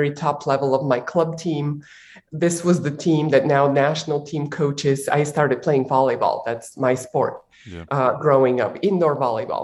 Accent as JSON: {"language": "English", "country": "Bulgaria", "tie": "born or raised there", "said": "I was born in Bulgaria while it was still a communist country."}